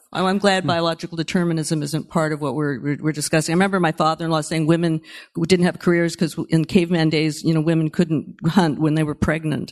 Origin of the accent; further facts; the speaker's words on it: Berkeley, California, United States; I grew up in Berkeley during the nineteen sixties